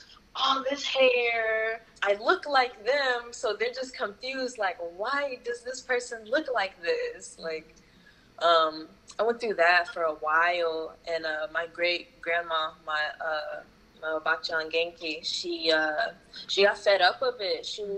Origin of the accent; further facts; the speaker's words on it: North Carolina, United States; first language ja; English is a second language; also born or lived in Japan / Houston; I was born in North Carolina and popped out my mama, and I spent, like, my elementary years there. So Japanese was my first language.